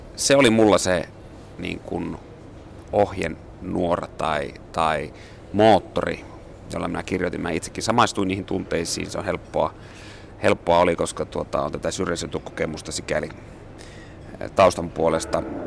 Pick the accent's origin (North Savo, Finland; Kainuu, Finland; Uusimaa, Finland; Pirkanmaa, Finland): Kainuu, Finland; moved away as an adult; now in Helsinki, Finland; olen syntynyt Kainuussa, Kainuussa ja asunut siellä 20 vuotta. Mutta sitten kun minä muutin, muutin Helsinkiin